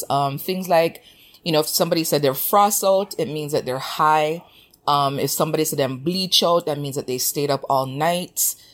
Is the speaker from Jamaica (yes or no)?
yes; Jamaica; also born or lived in Canada; lending some of the slang terminology that I know, both being Jamaican and having spent part of my life in Canada.